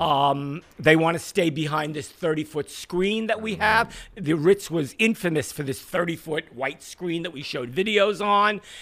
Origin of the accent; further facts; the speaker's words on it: New York City, New York, United States; I grew up in Borough Park.